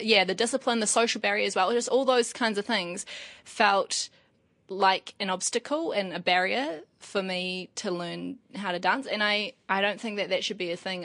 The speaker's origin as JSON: {"language": "English", "town": "Wairoa", "region": "Hawke's Bay", "country": "New Zealand", "tie": "born or raised there", "also_born_or_lived": "Paraparaumu / Newlands, Wellington", "moved": "yes", "said": "I was raised in Wairoa as well"}